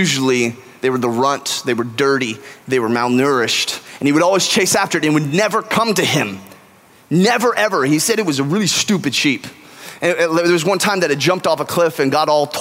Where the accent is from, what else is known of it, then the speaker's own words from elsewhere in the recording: California, United States; now in Texas, United States; I'm from California